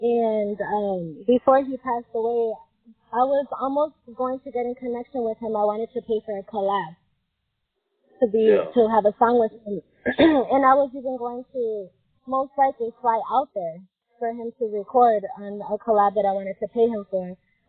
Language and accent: English; Michigan, United States; Yes, Michigan, the state.